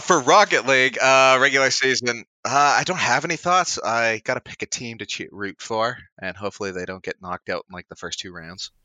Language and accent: English; Canada; Canadian blood